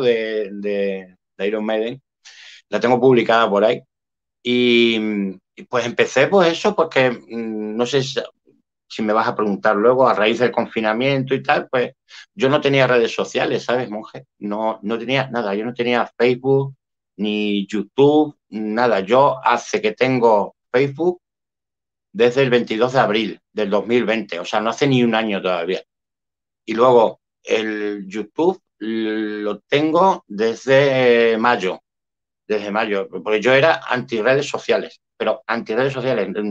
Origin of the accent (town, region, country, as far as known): Spain